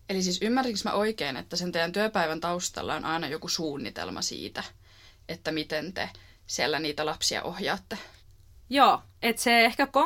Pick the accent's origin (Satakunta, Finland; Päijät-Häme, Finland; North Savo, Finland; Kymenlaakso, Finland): Kymenlaakso, Finland; Kouvola; moved away as an adult; now in Turku, Finland; Myös mä oon alun perin Kouvolasta tänne Turkuun opintojen perässä muuttanut.